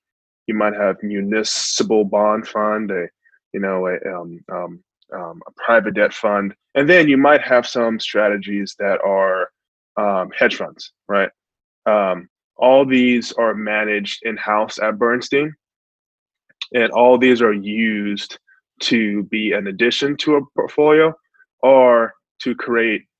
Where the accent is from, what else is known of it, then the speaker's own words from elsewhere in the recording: Long Beach, California, United States; growing up in Long Beach, California